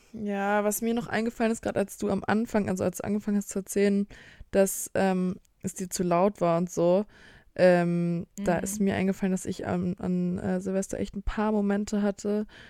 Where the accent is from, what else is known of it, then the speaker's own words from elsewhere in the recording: Bremen, Germany; bei uns in Bremen